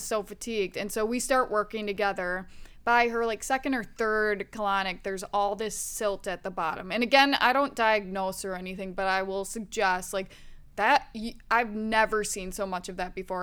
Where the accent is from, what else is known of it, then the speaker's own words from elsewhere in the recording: Wisconsin, United States; I grew up in the Midwest, Wisconsin